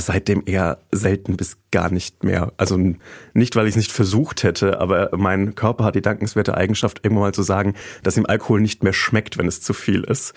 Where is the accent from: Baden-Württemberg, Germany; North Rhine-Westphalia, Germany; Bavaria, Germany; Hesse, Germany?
Bavaria, Germany; Treinsdorf; mein Heimatdorf